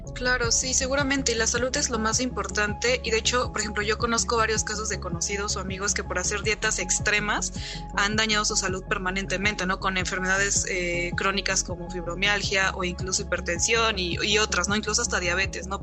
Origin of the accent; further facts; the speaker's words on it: Mexico; todos como mexicanos